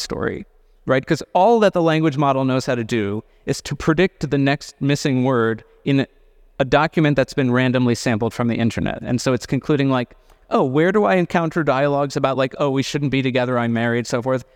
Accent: California, United States; I say this also as a Californian

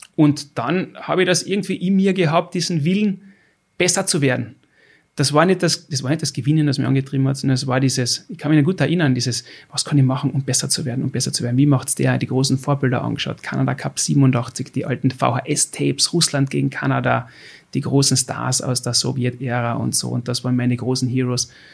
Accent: Austria; ich als verwähnter Österreicher

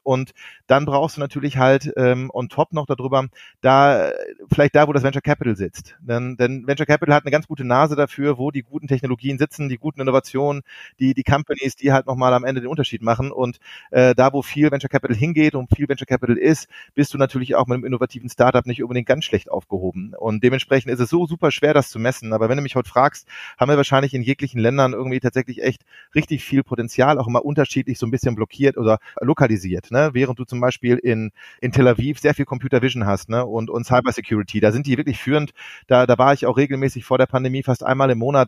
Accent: Ruhr area, North Rhine-Westphalia, Germany; komme aus dem wunderschönen Ruhrgebiet, äh, bin halber Holländer, halber Deutscher

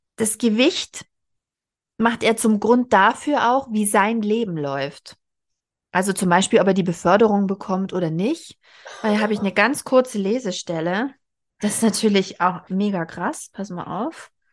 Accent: Southern Germany, Germany; now in Berlin, Germany; in Westdeutschland, wo ich aufgewachsen bin, in Süddeutschland

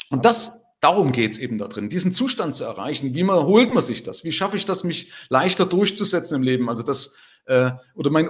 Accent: Germany; Also zumindest bei uns in Deutschland, ich weiß nicht, wie es in Österreich ist, ist man ja erstmal so dagegen.

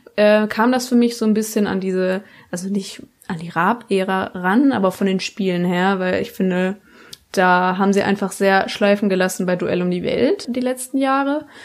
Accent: Baden-Württemberg, Germany; ich komme aus Baden-Württemberg

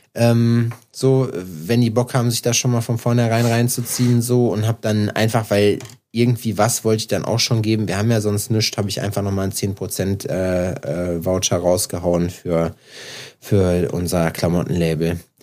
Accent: home area next to Iserlohn, North Rhine-Westphalia, Germany; now in Jena, Germany; bei uns hier in meiner Heimat ist ja Iserlohn daneben

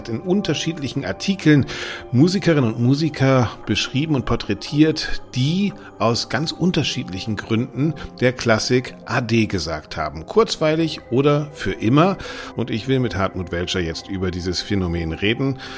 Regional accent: Bremen, Germany; Es geht um meine Heimatstadt Bremen.

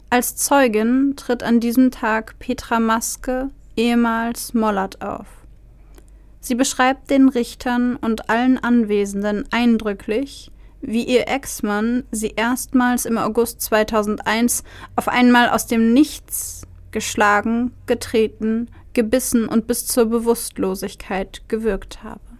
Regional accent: Nuremberg, Bavaria, Germany; Ich stamme aus Nürnberg

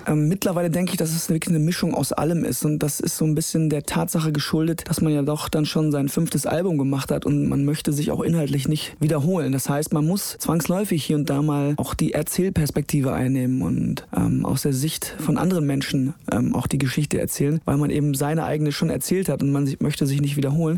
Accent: Kapellen, Germany; moved away; es ist nach wie vor meine Heimat, meine Wurzeln und vor allen Dingen habe ich deshalb eine sehr große Verbundenheit zu dieser dieser Ortschaft, weil meine gesamte Familie noch da ist.

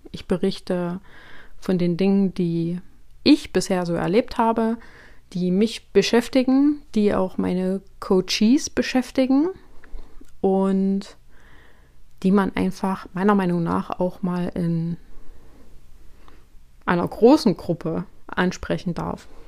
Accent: Thuringia, Germany; born there; ich bin 32 Jahre alt, gebürtige Thüringerin, wohne aber schon seit nun mittlerweile zwölf Jahren in Sachsen.

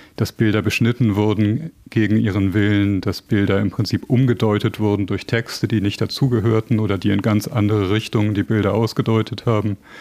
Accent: West Germany, Germany

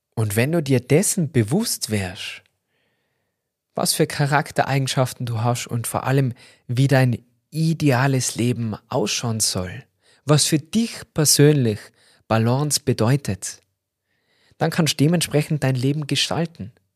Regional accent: Austria; bei uns in Österreich

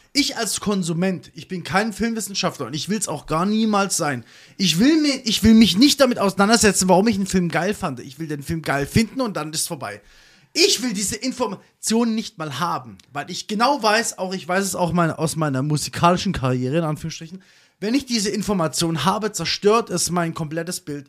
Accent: Pforzheim, Baden-Württemberg, Germany; ich gehe bei uns in Gerbig in Pforzheim

